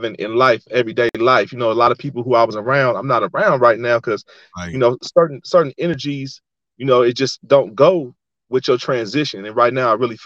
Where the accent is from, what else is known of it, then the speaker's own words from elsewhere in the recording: Oakland, California, United States; moved away as an adult; also born or lived in San Diego, California; now in Las Vegas, United States; I grew up in Oakland